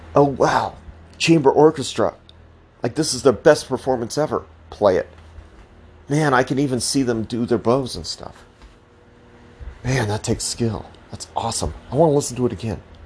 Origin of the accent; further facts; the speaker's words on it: Colorado, United States; I'm from Colorado